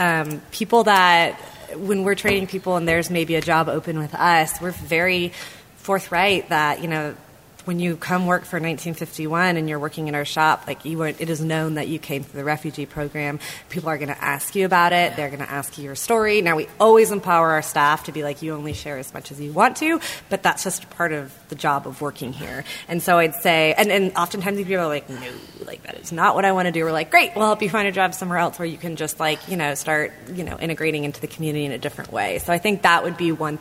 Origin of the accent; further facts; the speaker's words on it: Minnesota, United States; now in Berkeley, United States; I'm from Minnesota